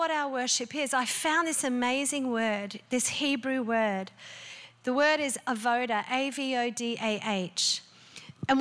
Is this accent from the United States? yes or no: no; Australia; I'm an Aussie